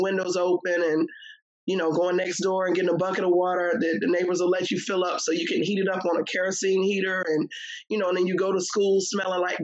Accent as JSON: {"language": "English", "town": "Richmond", "region": "Virginia", "country": "United States", "tie": "born or raised there", "said": "I grew up in Southside Richmond, Virginia, VA all day"}